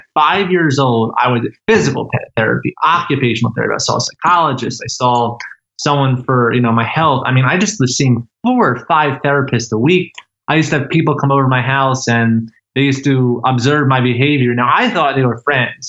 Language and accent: English; Philadelphia, Pennsylvania, United States; I was born on July 2nd, 1997 in Fox Chase Pavilion in Pennsylvania. This is near Philadelphia.